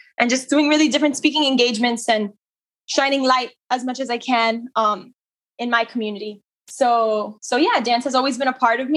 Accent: Miami, Florida, United States; I'm born and raised in Miami. I am Cuban

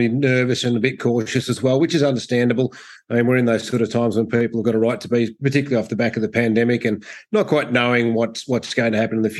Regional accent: Echuca, Victoria, Australia; also born or lived in Rochester; born and bred on the Murray River, Pete, and spent most of my lifetime in Echuca

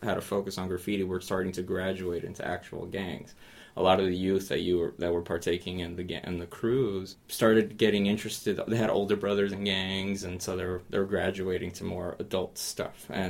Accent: Los Angeles, California, United States; moved away; I grew up in the Nickerson Gardens housing project

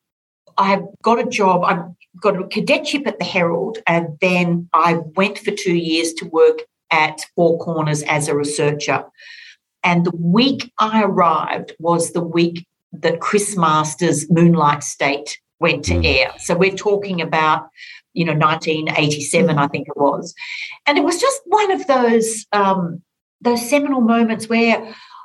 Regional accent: Orange, New South Wales, Australia; born or raised there

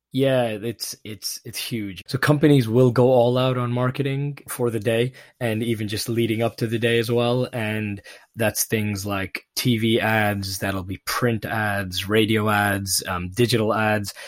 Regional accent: Pakistan; moved away; growing up in Pakistan

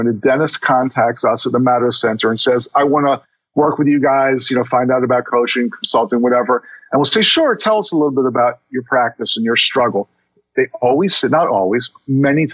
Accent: Baltimore, Maryland, United States; also born or lived in Miami Beach; I moved back to my hometown of Baltimore

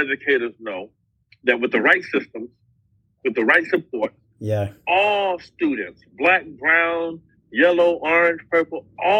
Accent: Miami, Florida, United States; moved away; also born or lived in Buffalo, New York; I am originally from Miami, Florida.

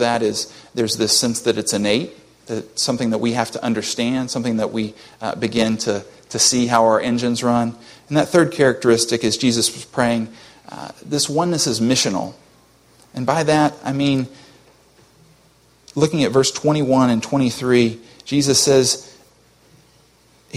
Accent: United States; as an American

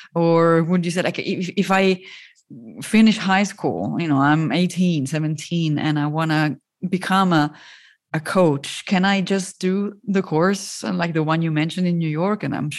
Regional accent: Italy; I'm from Italy

